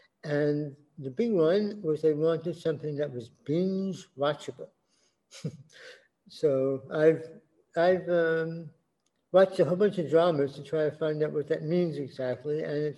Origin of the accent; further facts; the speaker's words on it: New York City, New York, United States; moved away as an adult; also born or lived in Brazil / Thailand; I'm born and bred in New York City. I've traveled around the world many times.